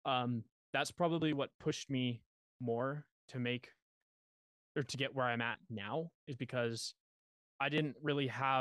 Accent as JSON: {"language": "English", "region": "Western Canada", "country": "Canada", "said": "I'm from Canada, Western Canada."}